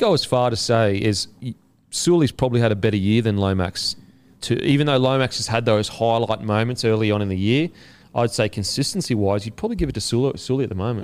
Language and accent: English; Queensland, Australia; I'm a Queenslander